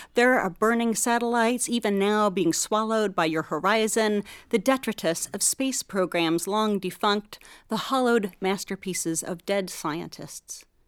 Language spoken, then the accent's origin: English; Oak Ridge, Tennessee, United States; growing up in Oak Ridge with my father